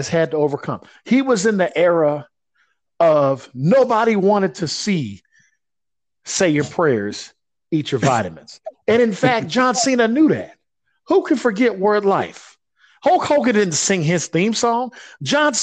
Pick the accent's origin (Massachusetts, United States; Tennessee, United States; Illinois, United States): Illinois, United States; Chicago; my hometown